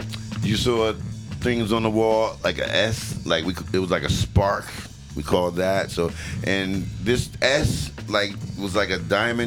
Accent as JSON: {"language": "English", "town": "Newark", "region": "New Jersey", "country": "United States", "tie": "born or raised there", "also_born_or_lived": "East Orange, New Jersey", "said": "When I moved from Newark to East Orange"}